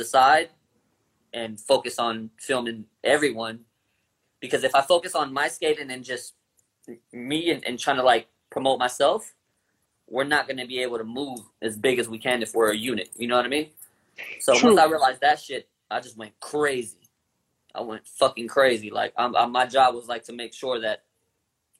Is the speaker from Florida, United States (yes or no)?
no; Long Beach, California, United States; I come from Long Beach.